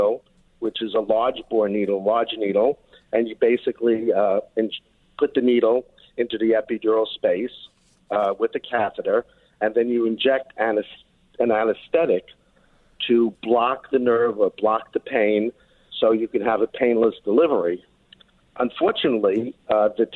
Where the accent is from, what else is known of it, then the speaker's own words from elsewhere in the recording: New York, United States; accent: New York; you could probably tell from my accent, I'm a New Yorker.